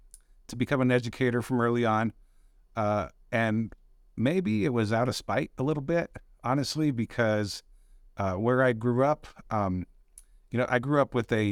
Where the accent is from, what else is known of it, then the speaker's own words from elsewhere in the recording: Delta, Colorado, United States; So, I'm from Delta, Colorado, born and raised in Delta.